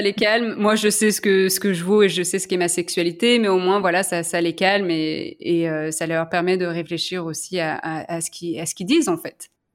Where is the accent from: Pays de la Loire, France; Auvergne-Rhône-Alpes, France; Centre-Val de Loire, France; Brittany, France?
Auvergne-Rhône-Alpes, France; Lyon; moved away as an adult; also born or lived in San Francisco, United States; now in Belgium; je suis lyonnaise